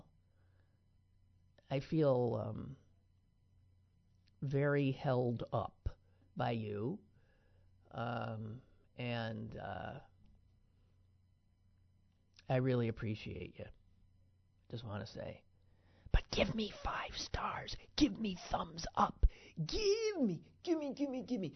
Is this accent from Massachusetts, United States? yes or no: no; Green Bay, Wisconsin, United States; my hometown, Green Bay, Wisconsin